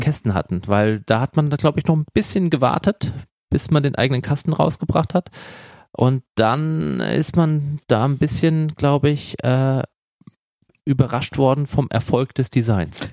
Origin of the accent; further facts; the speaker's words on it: Darmstadt, Hesse, Germany; bei uns in Darmstadt in Südhessen